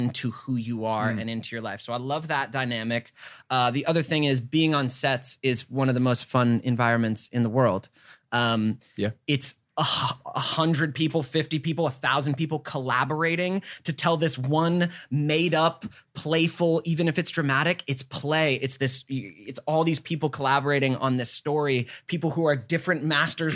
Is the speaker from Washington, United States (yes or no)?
no; Georgia, United States; moved away; I came from Georgia. Grew up in Georgia